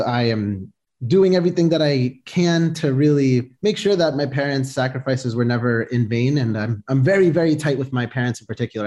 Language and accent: English; Boston, Massachusetts, United States; I was born here, uh, born and raised in Boston